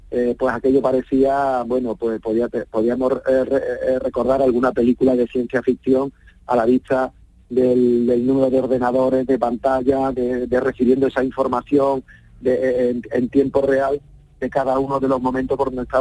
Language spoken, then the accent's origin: Spanish; Seville, Andalusia, Spain; yo antes que, alcalde soy sevillano, soy vecino, soy ciudadano y también tengo mi sentimiento y me emociono pues con las cosas de mi ciudad